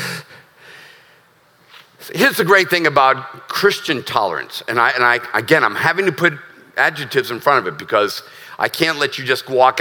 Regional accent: United States; As an American who's a veteran who loves this country

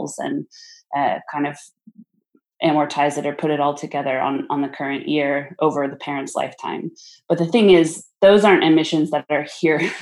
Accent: California, United States; I grew up in California.

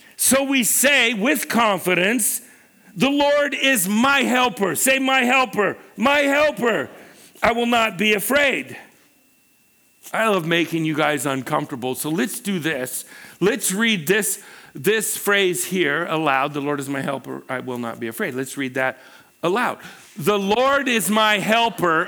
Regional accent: Pacific Northwest, United States; also born or lived in Los Angeles, United States; Pam and I uh, you know, we were raised in the Pacific Northwest

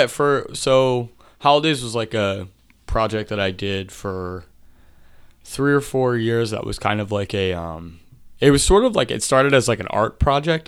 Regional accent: Marcus Hook, Pennsylvania, United States; also born or lived in Media, Pennsylvania; I grew up mainly in Marcus Hook, Pennsylvania

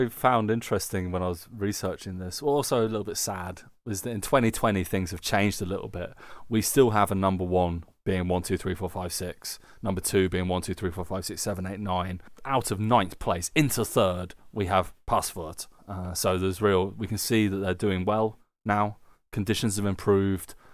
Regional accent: United Kingdom; now in Germany; being British people who live in Germany

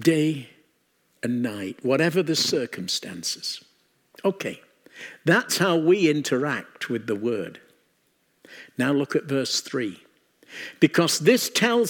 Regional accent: England, United Kingdom; we come from England

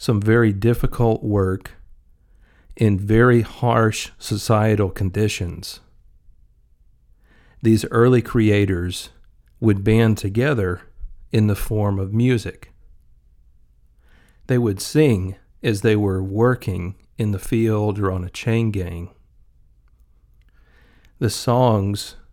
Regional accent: Mississippi, United States; Growing up in Mississippi, you're around blues music a decent amount in various public places.

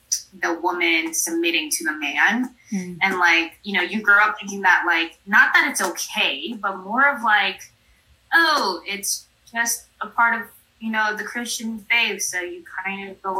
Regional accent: New York City, New York, United States; I was raised in New York City

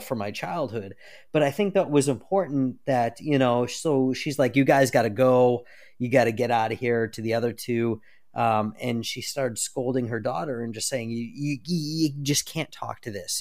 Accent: United States; I'm American

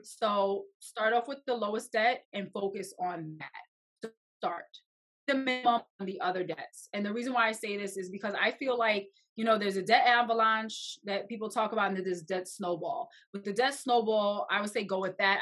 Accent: New York, United States; I'm from New York, and it is very expensive here.

